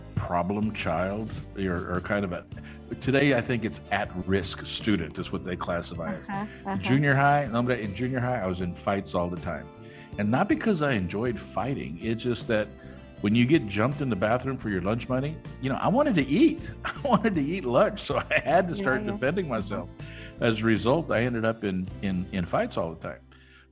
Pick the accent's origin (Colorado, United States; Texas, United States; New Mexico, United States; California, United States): Texas, United States; Austin; also born or lived in Mercedes, Texas; Austin was home. So my formative years and everything, I went to school it was in Austin, Texas